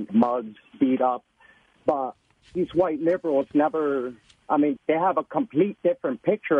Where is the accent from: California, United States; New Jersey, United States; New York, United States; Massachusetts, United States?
New Jersey, United States; Newark; I'm a 28-year-old Puerto Rican, and I grew up in Newark, New Jersey all my life.